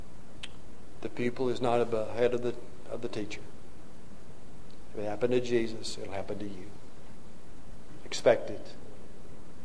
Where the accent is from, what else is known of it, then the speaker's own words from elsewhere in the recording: Mississippi, United States; I was born in Mississippi. I hadn't gotten far from Mississippi. I wandered away and was in exile for a few years, but I came back.